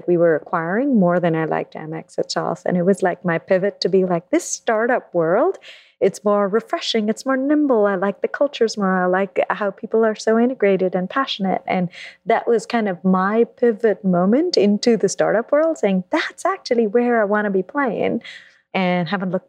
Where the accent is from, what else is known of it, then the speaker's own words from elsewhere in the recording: Mumbai, Maharashtra, India; moved away as an adult; also born or lived in London, United Kingdom; now in New York, United States; I grew up in India, in Mumbai, and then I moved to London for college